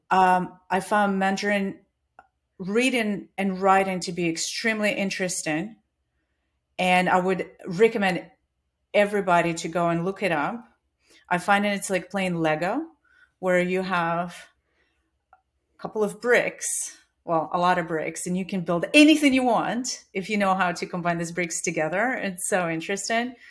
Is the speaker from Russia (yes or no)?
yes; Siberia, Russia; moved away as an adult; also born or lived in Australia / Dubai / New Zealand / China; now in Katy, United States; I was born in Siberia